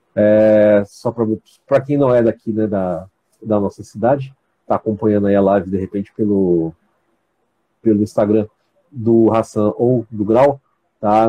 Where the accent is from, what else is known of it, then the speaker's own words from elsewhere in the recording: São Paulo, Brazil; moved away as an adult; now in Campos dos Goytacazes, Brazil; eu também sou paulista, tá? Eu sou da capital aí, do bairro do Ipiranga, mas eu moro aqui, já estou morando aqui já tem mais ou menos doze anos